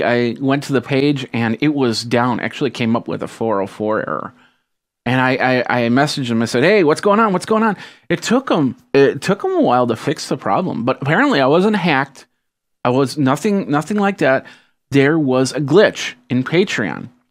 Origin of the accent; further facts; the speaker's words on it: Midwest, United States; I am from the Midwest